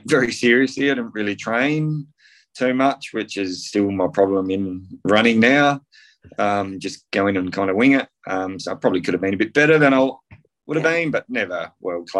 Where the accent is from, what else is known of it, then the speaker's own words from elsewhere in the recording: Loxton, South Australia, Australia; I grew up in South Australia on a country farm in the Riverland in a place called Loxton.